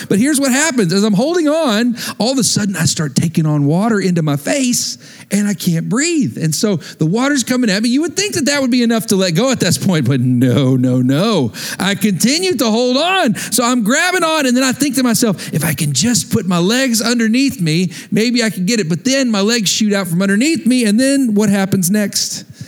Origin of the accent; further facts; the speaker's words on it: West Texas, United States; moved away; I grew up in West Texas, there was hardly any water